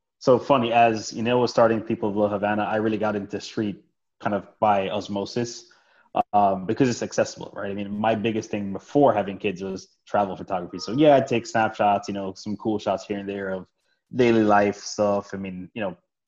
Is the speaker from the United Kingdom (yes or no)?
no; Jamaica; moved away; I was born in Jamaica